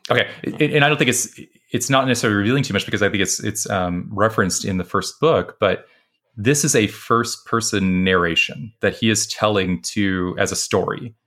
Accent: West Texas, United States; I was growing up in West Texas

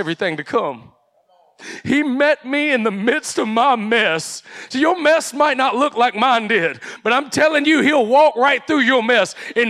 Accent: United States; I grew up here in Henry County

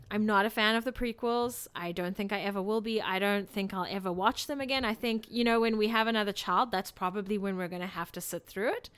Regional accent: South Africa; moved away; I grew up in South Africa

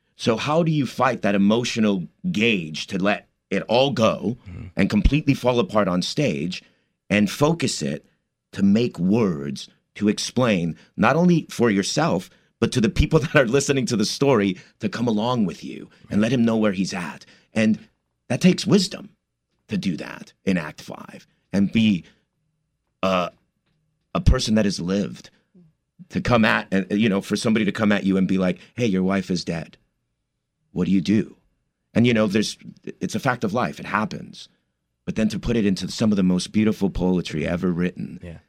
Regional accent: Commerce, California, United States; moved away as an adult; also born or lived in East Los Angeles, California / New York; my parents moved to the city of Commerce, which is right outside East LA, and uh, I grew up there

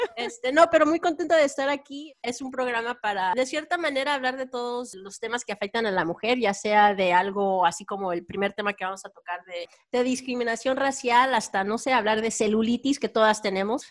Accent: Texas, United States; now in California, United States; yo crecí y nací en Texas

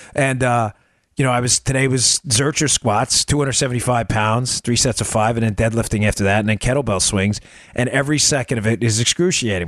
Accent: the North, United States; moved away; also born or lived in the South (US); I grew up in the North. I live down here now.

